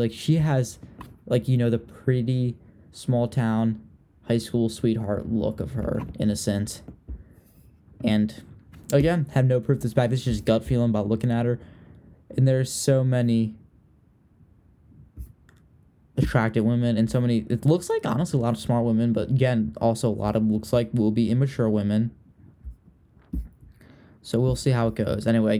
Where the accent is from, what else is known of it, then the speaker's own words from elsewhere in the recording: Richmond, Virginia, United States; Someone from Virginia, which is where I'm from. I'm from Richmond, Virginia.